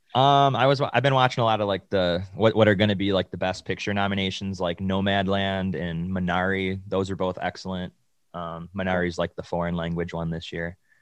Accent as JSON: {"language": "English", "town": "Buffalo", "region": "New York", "country": "United States", "tie": "born or raised there", "said": "my hometown of Buffalo, New York"}